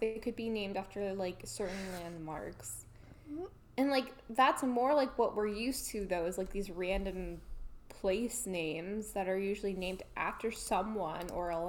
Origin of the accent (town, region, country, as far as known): United States; moved away as an adult; now in Canada